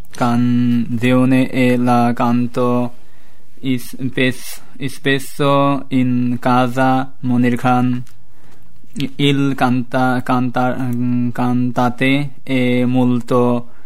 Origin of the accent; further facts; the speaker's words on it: Bangladesh; Italian is a second language; now in Italy; vengo dal Bangladesh. Ho 19 anni e sono arrivato.